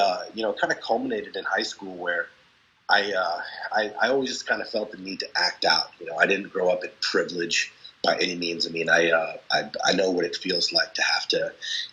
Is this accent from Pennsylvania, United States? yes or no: no; Boston, Massachusetts, United States; I grew up in Boston